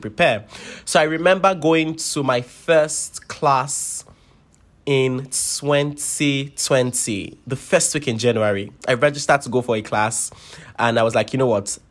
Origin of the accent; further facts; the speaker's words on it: Lagos, Nigeria; moved away as an adult; I grew up born and bred in Lagos, Nigeria.